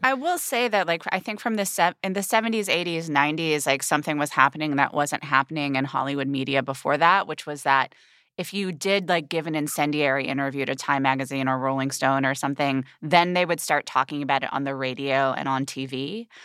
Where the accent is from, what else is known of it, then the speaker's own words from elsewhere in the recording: United Kingdom; being a British person, like, I have it, like, very deeply in my D N A, this class consciousness